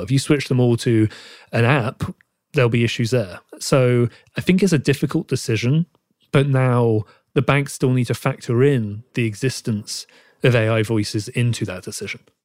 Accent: United Kingdom; accent: British; my British accent

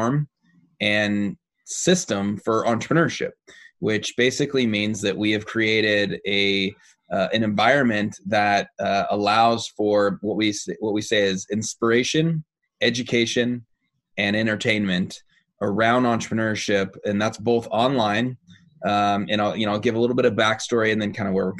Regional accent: Seattle, Washington, United States; Seattle, Washington, which is my hometown area.

